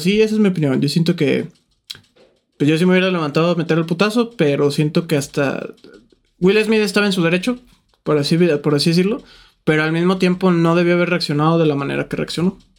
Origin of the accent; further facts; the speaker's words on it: Lagos de Moreno, Jalisco, Mexico; nosotros somos de Lagos